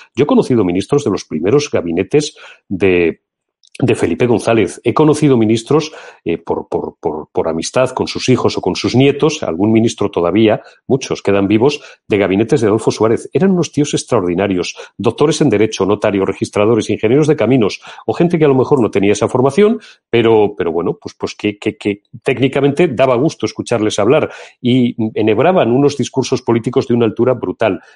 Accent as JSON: {"language": "Spanish", "town": "Zamora", "region": "Castile and León", "country": "Spain", "said": "yo soy castellano de pura cepa"}